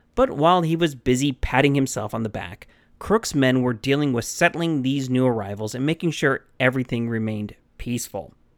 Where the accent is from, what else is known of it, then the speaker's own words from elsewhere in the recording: Arizona, United States; my home state